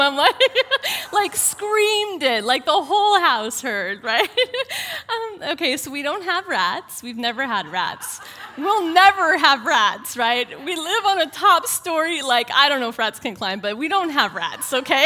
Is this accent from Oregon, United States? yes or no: yes; Portland, Oregon, United States; I'm from Portland